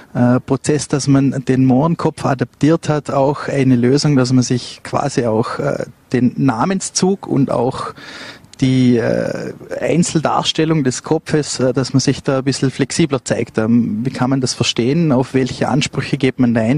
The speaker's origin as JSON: {"language": "German", "region": "Vorarlberg", "country": "Austria", "said": "als Vorarlberger"}